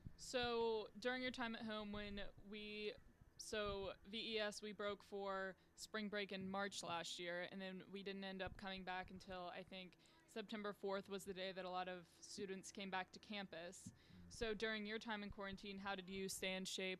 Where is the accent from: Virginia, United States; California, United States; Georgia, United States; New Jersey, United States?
Virginia, United States; Lynchburg; I'm also a senior from Lynchburg, Virginia